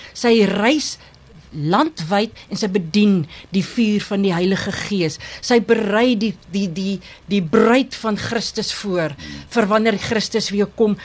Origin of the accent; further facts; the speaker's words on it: Thabazimbi, Limpopo, South Africa; moved away as an adult; also born or lived in Barberton; now in Lowveld, South Africa; Ek is gebore in Tabazimbi, 'n pragtige myndorpie, 'n bosveld dorp. Ek het groot geword op die mm. plaas